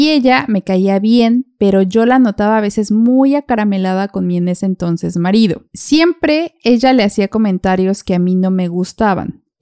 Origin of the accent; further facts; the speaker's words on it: Mexico; Entonces tomamos la decisión de venir a vivir a México de donde yo soy.